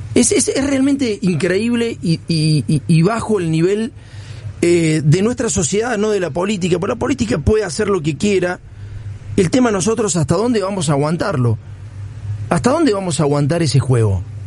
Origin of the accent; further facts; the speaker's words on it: Argentina; nuestro país